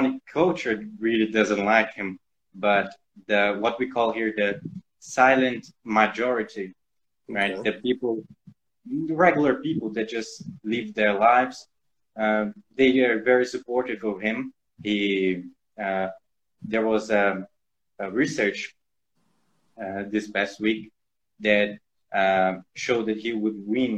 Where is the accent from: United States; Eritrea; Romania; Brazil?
Brazil; I'm calling from Brazil